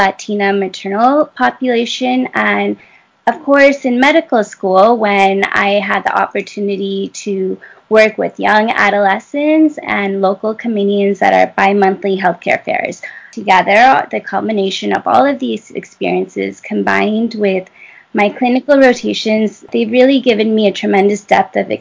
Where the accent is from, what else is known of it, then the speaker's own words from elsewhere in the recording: Michigan, United States; I'm originally from Michigan